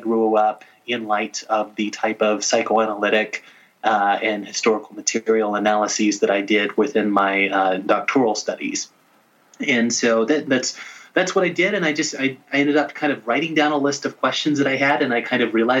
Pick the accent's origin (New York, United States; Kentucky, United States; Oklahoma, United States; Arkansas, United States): Arkansas, United States; Little Rock; I grew up in Little Rock, Arkansas